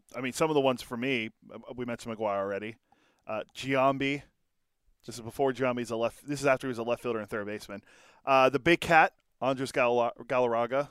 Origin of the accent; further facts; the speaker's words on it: Pittsburgh, Pennsylvania, United States; growing up in Pittsburgh